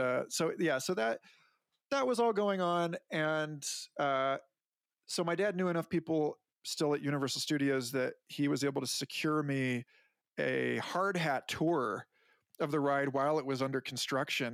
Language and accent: English; Orlando area, Florida, United States; born or raised there; now in New Mexico, United States